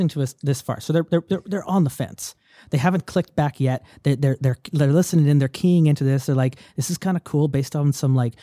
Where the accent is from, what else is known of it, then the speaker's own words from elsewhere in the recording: Canada; as a Canadian